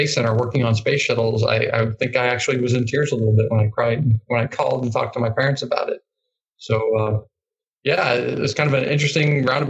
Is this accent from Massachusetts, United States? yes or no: no; northern Maine, United States; moved away as an adult; I grew up in Maine, northern Maine, way up north.